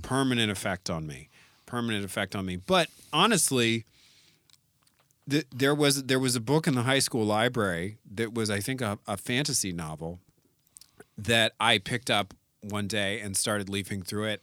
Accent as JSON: {"language": "English", "town": "San Francisco", "region": "California", "country": "United States", "tie": "born or raised there", "said": "I grew up in the Castro District"}